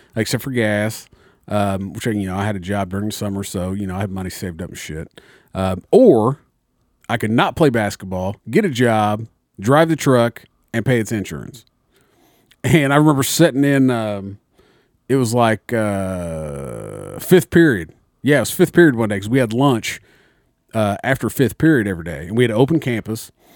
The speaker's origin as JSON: {"language": "English", "town": "Mitchell", "country": "United States", "tie": "born or raised there", "said": "in my hometown, Mitchell"}